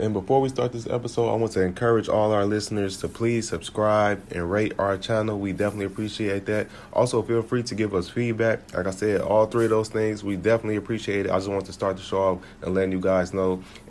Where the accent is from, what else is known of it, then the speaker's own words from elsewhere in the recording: Chicago, Illinois, United States; moved away as an adult; when I was in Chicago all my life, I didn't think Chicago people had an accent until I moved, and I've been gone for 5 years.